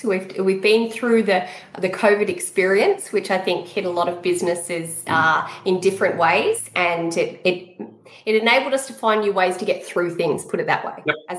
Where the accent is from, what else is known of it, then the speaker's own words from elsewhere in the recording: New South Wales, Australia; now in Queensland, Australia; I moved to Queensland in 2000. And I came from the Hawkesbury District, which is a peri-urban area, really rural and lovely. And I hit Brisbane.